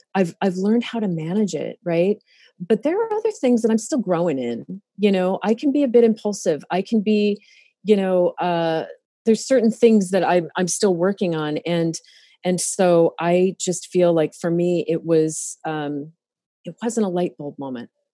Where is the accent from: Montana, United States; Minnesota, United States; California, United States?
Montana, United States; now in Oregon, United States; I grew up in Montana